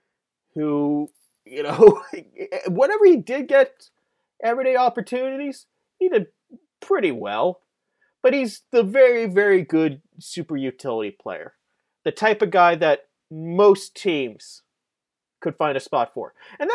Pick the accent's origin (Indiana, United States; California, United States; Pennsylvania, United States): Pennsylvania, United States; Pittsburgh; I am a child of Pittsburgh. I grew up here in the South Hills, born in the 90s